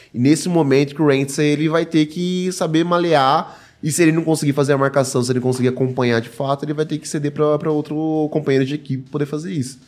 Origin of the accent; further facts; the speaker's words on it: São Paulo, Brazil; eu sou de São Paulo